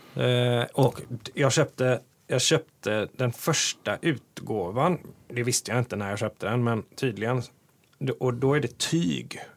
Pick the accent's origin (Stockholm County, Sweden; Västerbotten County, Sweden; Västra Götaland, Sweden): Västra Götaland, Sweden; Hindås; Jag gillar att göra grejer i min hemby